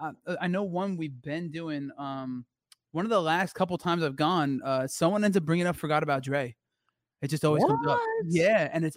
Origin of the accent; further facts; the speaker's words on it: New Jersey, United States; I'm from New Jersey and I'm Italian